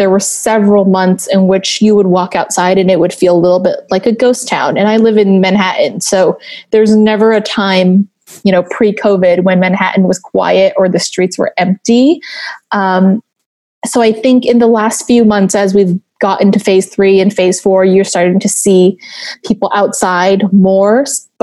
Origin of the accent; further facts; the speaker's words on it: Taiwan; moved away as an adult; I grew up in Taiwan.